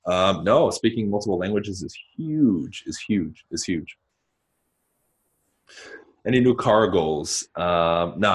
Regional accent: Southern California, United States; also born or lived in New Mexico; I grew up in SoCal.

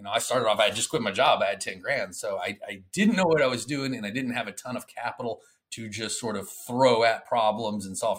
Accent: Atlanta, Georgia, United States; moved away as an adult; now in Clearwater, United States; I am from Atlanta. My offices are in Atlanta. Recently, I've moved down to Clearwater, Florida. So I actually live in Florida at the moment

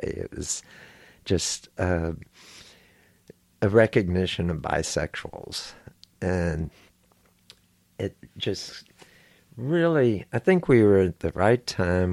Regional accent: Houston, Texas, United States; I grew up here in Houston, Texas.

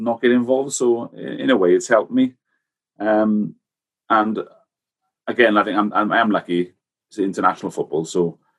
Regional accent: Wales, United Kingdom; accent: Welsh; I think we enjoy being very Welsh when we go away.

